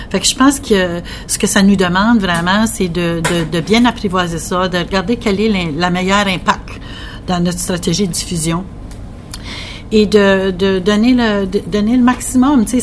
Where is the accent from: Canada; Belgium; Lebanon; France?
Canada; northwest New Brunswick; je viens du nord. je viens du nord-ouest du Nouveau-Brunswick.